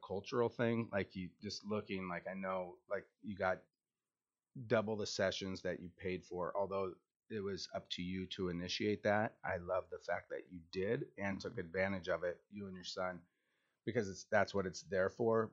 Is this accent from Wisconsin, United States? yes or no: no; Washington, United States; I'm from Washington.